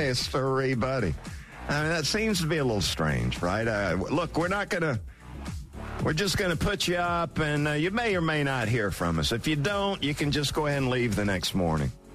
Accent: Valdosta, Georgia, United States; moved away; my hometown of Valdosta

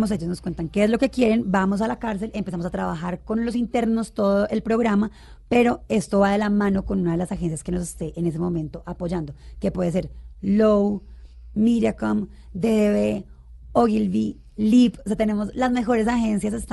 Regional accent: Bogotá, Colombia; also born or lived in Cali; Mi mamá es caleña. Yo también, de hecho, pues solo nací. Siempre he vivido aquí en Bogotá

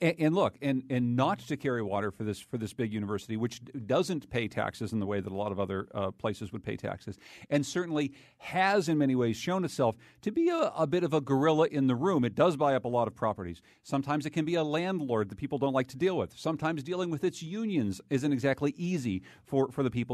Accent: Winsted, Connecticut, United States; In Winstead, Connecticut, my hometown

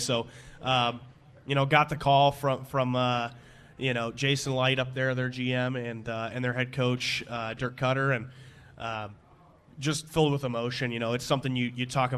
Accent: Chicago, Illinois, United States; growing up in Chicagoland area

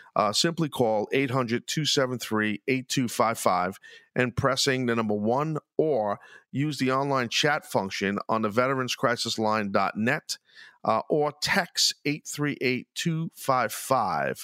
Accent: New York City, New York, United States; accent: New York, Brooklyn; my accent and very New York and, you know, New York City-esque, Brooklyn

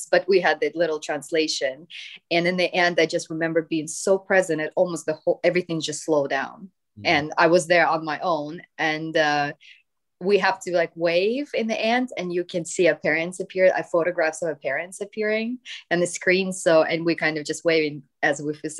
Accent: Siberia, Russia; moved away; also born or lived in United States / United Kingdom; I was from Siberia, he's from Siberia, and then we met together when I was 13, you know, and then we moved to the US together, and then UK

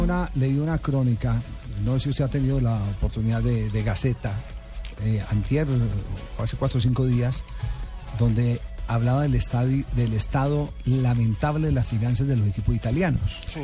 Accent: Colombia; De Colombia

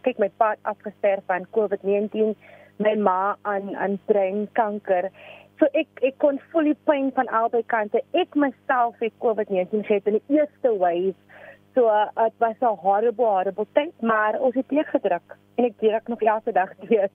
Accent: Cape Town, Western Cape, South Africa; ek is van Afrikaanse Kaapstad

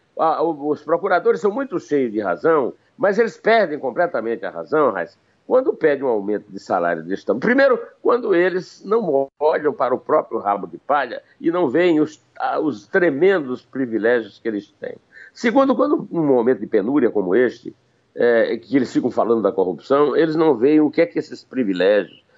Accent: Campina Grande, Paraíba, Brazil; na minha adolescência em Campina Grande

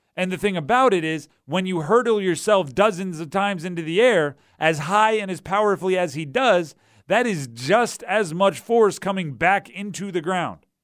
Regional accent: New Jersey, United States; moved away; when I grew up in New Jersey

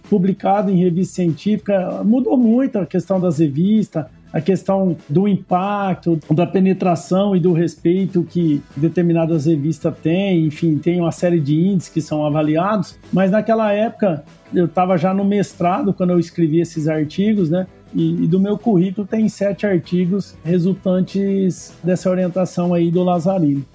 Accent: Nipoã, São Paulo, Brazil; also born or lived in São José do Rio Preto / Monte Aprazível; E eu nasci em Rio Preto, mas eu só nasci e fui morar numa cidade pequena, próximo de Rio Preto, que chama Nipuã porque minha mãe é, foi professora ali.

